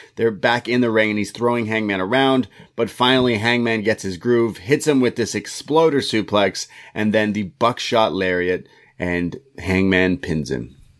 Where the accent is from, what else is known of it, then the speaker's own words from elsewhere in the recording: Canada; I'm a Canadian boy